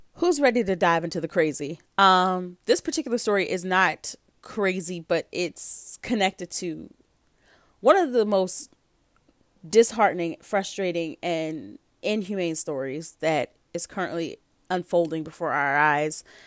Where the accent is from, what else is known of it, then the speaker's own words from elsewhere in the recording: United States; I'm an American.